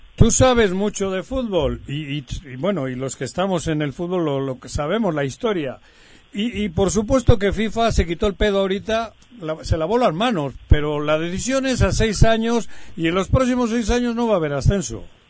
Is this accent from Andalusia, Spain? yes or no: no; Bilbao, Basque Country, Spain; now in Morelos, Mexico; yo soy de Bilbao